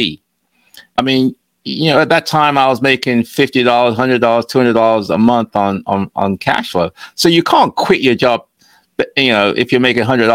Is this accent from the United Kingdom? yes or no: yes; England, United Kingdom; moved away as an adult; also born or lived in Ghana; now in United States; I was born in Ghana, and when I was 5 years old, my parents moved to England. So I lived in England for a while